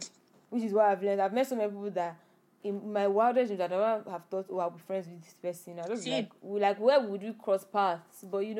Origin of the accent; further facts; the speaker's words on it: Nigeria; accent: Nigerian; You know, I have my normal Nigerian accent.